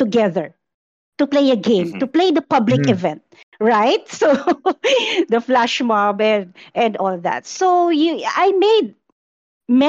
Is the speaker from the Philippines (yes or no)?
yes; Philippines; I'm actually from the Philippines. I'm not Australian, by the way.